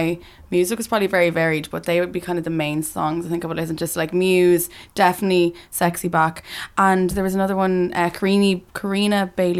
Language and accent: English; Dublin, Leinster, Ireland; I'm from Dublin originally.